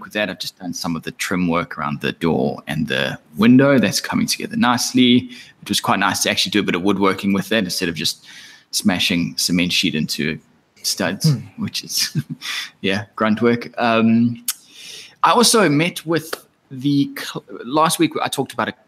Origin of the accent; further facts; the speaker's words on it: Australia; as an Australian